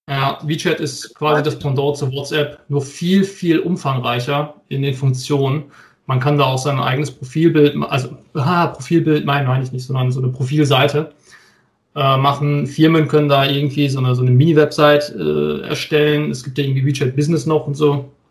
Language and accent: German; North Rhine-Westphalia, Germany; ich bin auch Westfale